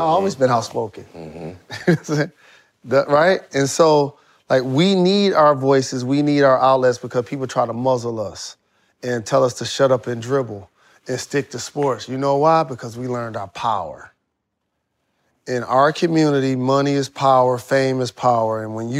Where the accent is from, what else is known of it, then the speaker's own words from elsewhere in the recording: Michigan, United States; I'm from Michigan. One of the largest populations of Arabs and Muslims are in the state of Michigan.